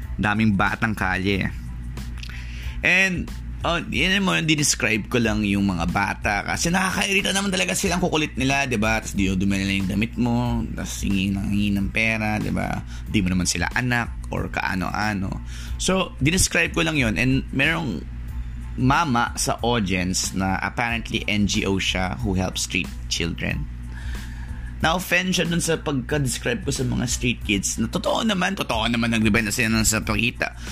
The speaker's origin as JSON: {"language": "Tagalog", "town": "Malabon", "region": "National Capital Region", "country": "Philippines", "said": "taga Malabon ako"}